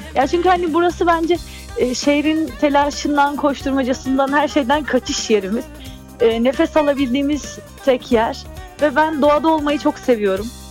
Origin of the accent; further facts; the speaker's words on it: Istanbul, Turkey; also born or lived in Artvin (family origin); now in Izmir, Turkey; doğum yerim tabii ki de İstanbul. Hani orada e, doğdum, Bahçeli Evler'de doğdum ama kökenim hep e, Karadeniz'de